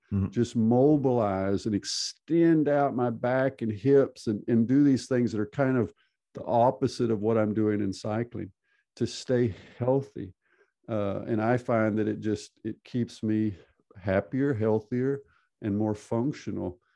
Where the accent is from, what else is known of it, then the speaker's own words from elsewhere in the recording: Texas, United States; moved away as an adult; also born or lived in California / Arkansas; now in Norway; I'm from Texas originally, born born in California, grew up in Texas and in Arkansas, so southern United States